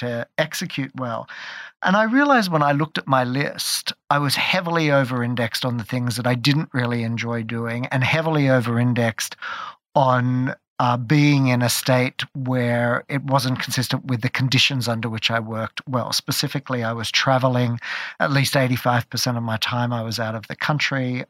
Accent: Australia; moved away as an adult; also born or lived in London; I grew up in Australia

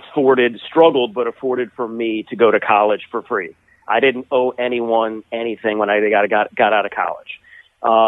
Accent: Toledo, Ohio, United States; my hometown of Toledo, Ohio

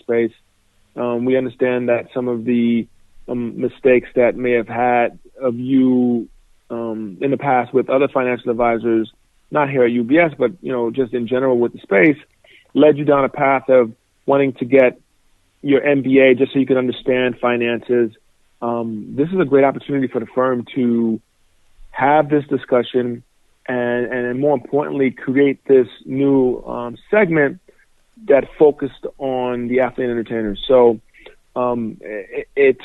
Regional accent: New York City, New York, United States; moved away as an adult; also born or lived in Indiana; Born and raised in New York City, both my parents came from Nigeria

